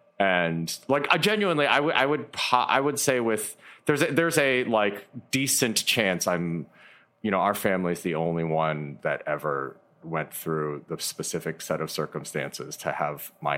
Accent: Michigan, United States; I grew up in Michigan

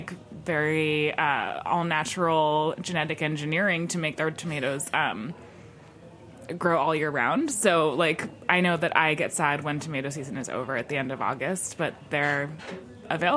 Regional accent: Hudson Valley, New York, United States; also born or lived in Brooklyn / Dutchess County; I am from the Hudson Valley. I grew up there primarily, and right now I'm lucky enough to be splitting my time between Brooklyn and Dutchess County

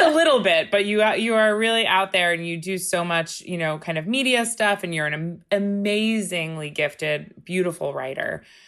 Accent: Long Island, New York, United States; we're all, we're all Long Islanders.

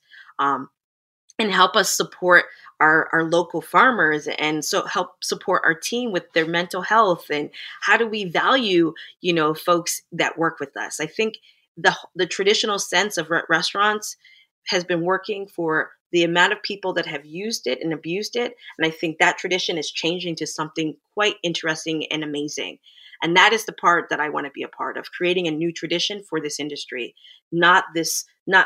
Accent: Plantation, Florida, United States; moved away as an adult; now in Toronto, Canada; my family, we migrated to the U.S. in the 80s, early 80s, and I grew up in South Florida in an area called Plantation, Florida.

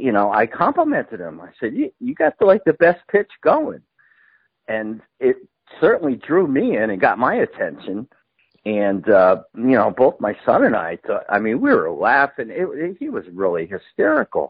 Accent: Connecticut, United States; I grew up in Connecticut

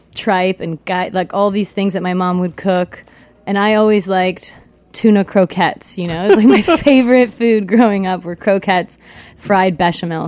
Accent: East Coast, United States; also born or lived in California / Hawaii / London, United Kingdom; now in New York City, United States; I was born in California, but I was raised on the East Coast.

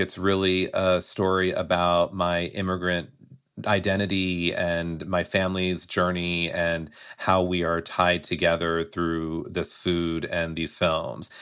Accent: United States; I am Indian American

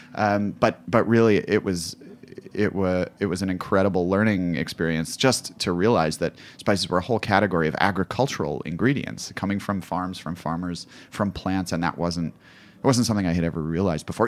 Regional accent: United States; also born or lived in Kabul, Afghanistan; me as an American

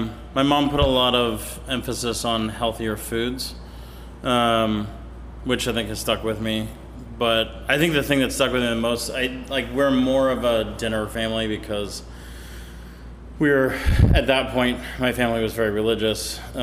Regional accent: California, United States; also born or lived in Portland, Oregon / Tahoe Donner / Auburn / Sacramento; I grew up kind of all over California, actually. I was born in Portland, Oregon, but we moved when I was 6 months old, so I never really count that.

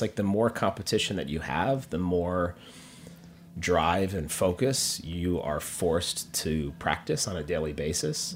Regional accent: Minneapolis, Minnesota, United States; moved away as an adult; also born or lived in Los Angeles / New York; now in Minneapolis, United States; I was actually born in L A, but grew up in Minneapolis.

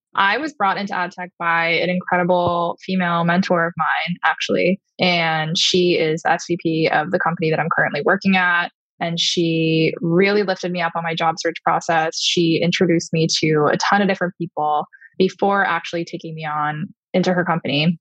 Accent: Long Island, New York, United States; I grew up on Long Island.

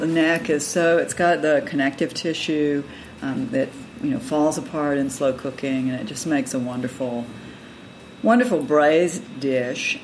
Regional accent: Georgia, United States; moved away as an adult; also born or lived in North Carolina; now in Virginia, United States; I grew up in Georgia um, and spent have spent most of my adult life in North Carolina and Virginia

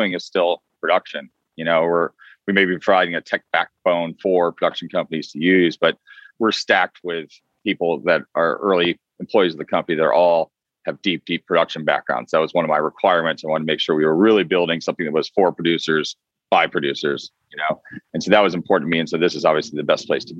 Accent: Vermont, United States; also born or lived in Boston, Massachusetts; now in Los Angeles, United States; I was born in Boston and I grew up quite a bit in Vermont

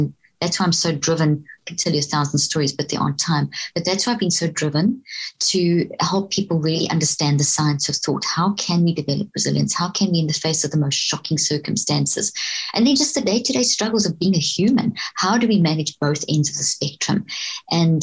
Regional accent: South Africa; moved away as an adult; also born or lived in Zimbabwe; now in Texas, United States; grew up in South Africa, and went to university in South Africa

